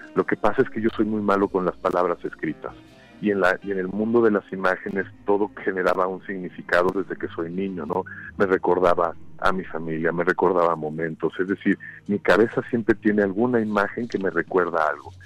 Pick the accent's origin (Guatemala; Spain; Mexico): Mexico; moved away as an adult; also born or lived in United States; moverme hacia los Estados Unidos como un mexicano trabajando fuera